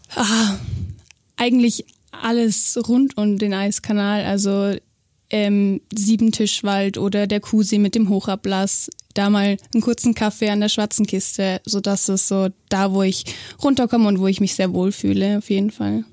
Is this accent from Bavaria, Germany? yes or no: yes; Augsburg, Bavaria, Germany; also born or lived in Weimar; ich bin in Weimar geboren, aber aufgewachsen bin ich eigentlich in Augsburg. Also wir sind sehr früh nach Augsburg dann gezogen und ich bin hier das erste Mal im Boot gesessen und hier zur Schule gegangen.